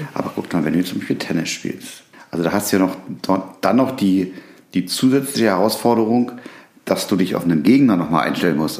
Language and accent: German; Berlin, Germany; ich bin ja in Berlin groß geworden. Da bin ich ja schon, als ich als Baby geboren wurde, hin.